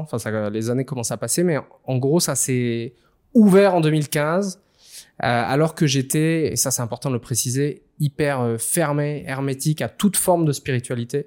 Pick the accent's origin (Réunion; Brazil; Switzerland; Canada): Réunion; j'ai grandi à La Réunion